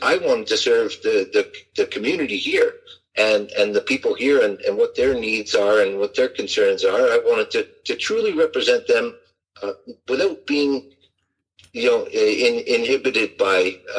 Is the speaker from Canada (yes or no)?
yes; Richmond Hill, Ontario, Canada; also born or lived in Ottawa; So really those 2 years I went to Ottawa were the only time I was away from Richmond Hill.